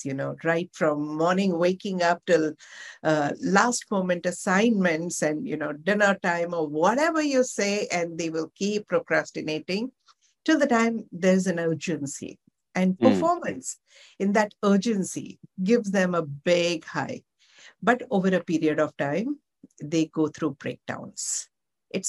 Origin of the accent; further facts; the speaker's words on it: Mumbai, Maharashtra, India; moved away as an adult; also born or lived in Dharamshala; now in Ahmedabad, India; I'm born and brought up in Mumbai